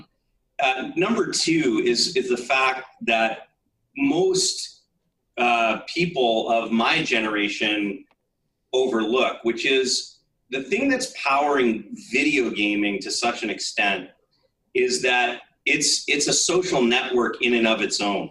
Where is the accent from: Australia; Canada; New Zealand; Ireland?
Canada; I grew up, I'm a Canadian, I grew up a hockey fan.